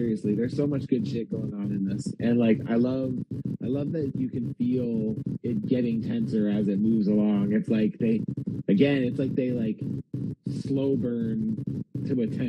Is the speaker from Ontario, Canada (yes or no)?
yes; Windsor, Ontario, Canada; accent: sounded American; moved away; also born or lived in Vancouver; We grew up in Windsor, which is a border city to Detroit. Sure. And I know that when I moved to Vancouver, a lot of people said I sounded American.